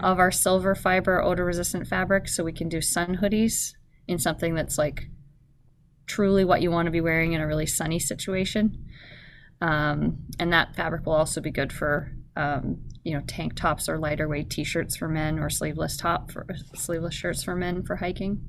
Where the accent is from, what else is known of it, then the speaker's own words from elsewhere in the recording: Canada; now in Anchorage, United States; I grew up in Canada